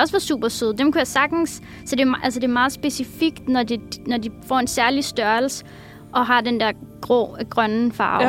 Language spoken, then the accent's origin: Danish; Copenhagen, Capital Region of Denmark, Denmark; also born or lived in Husum; jeg er fra København